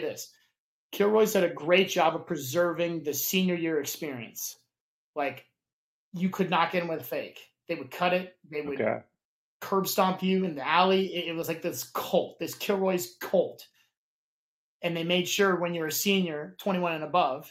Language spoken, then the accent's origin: English; Lafayette, Indiana, United States; moved away; It's the Roundup. One dive in our entire hometown